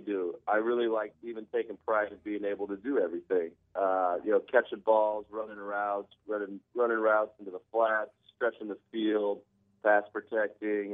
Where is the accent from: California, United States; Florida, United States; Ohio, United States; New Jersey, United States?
California, United States; Southern; moved away as an adult; now in New Orleans, United States; I'm from Southern California, so I'm a little spoiled with the weather.